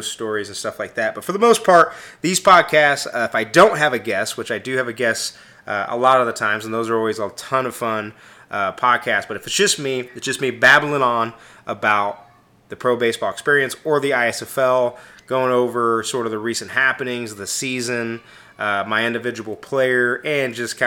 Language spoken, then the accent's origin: English; Kansas City, Missouri, United States; I am from Kansas City, Missouri, not Kansas, Missouri, the superior Kansas City